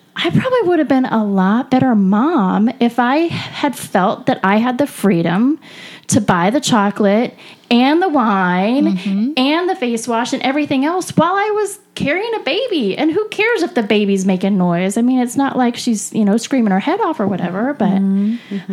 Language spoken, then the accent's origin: English; California, United States; I'm from California